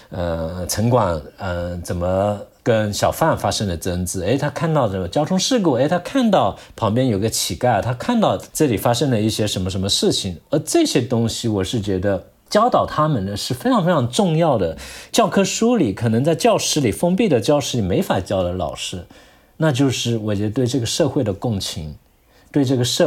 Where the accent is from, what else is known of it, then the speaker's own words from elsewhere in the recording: China; 因为我是个客家人哈，我从小生活在围屋里面，你知道这客家的土楼嘛，就里面都是同样的有血缘关系的人